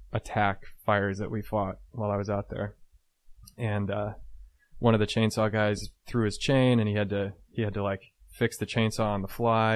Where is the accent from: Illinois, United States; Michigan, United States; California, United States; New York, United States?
Illinois, United States; Chicago suburbs; I was from the Chicago suburbs.